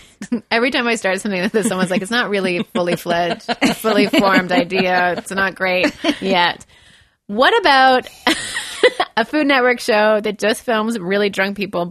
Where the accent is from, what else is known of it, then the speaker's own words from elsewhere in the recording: Quebec, Canada; I call them garbage can bags because I'm from Quebec.